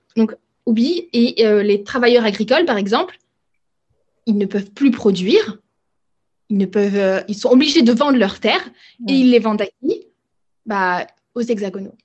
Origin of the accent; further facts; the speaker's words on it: France; moi je suis une génération, on va dire post-bimidum, donc ça veut dire que j'ai grandi en France.